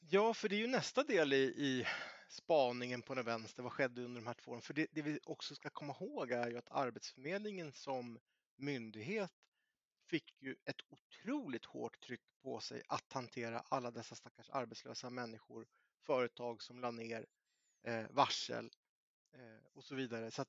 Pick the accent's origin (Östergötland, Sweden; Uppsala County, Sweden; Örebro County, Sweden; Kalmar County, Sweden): Örebro County, Sweden; Närke; jag är närking